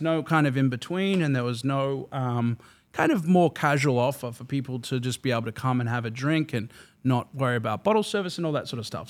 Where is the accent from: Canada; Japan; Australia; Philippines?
Australia; Melbourne, Victoria; moved away as an adult; now in West Hollywood, United States; I am from Melbourne, Australia, sunny Melbourne.